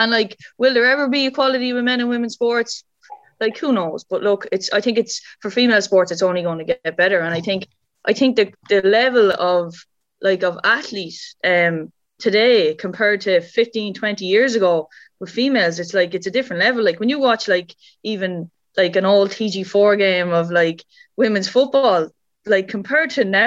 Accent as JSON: {"language": "English", "town": "Dungarvan", "region": "Munster", "country": "Ireland", "tie": "born or raised there", "also_born_or_lived": "United States", "said": "I was in basketball camps in growing up in Waterford in Dungarvan"}